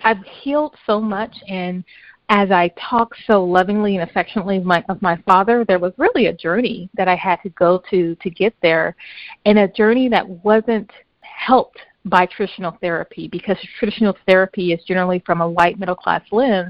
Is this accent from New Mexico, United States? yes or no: no; Compton, California, United States; moved away as an adult; also born or lived in Long Beach / Mississippi; now in San Francisco, United States; We grew up in Compton